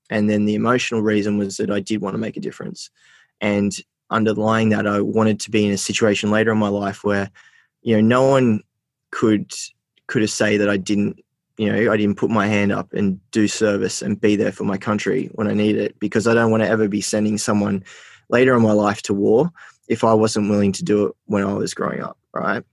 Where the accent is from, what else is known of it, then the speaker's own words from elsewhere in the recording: Armidale, New South Wales, Australia; also born or lived in Port Macquarie / Sydney; I grew up in Port Macquarie and then I grew up in Armidale.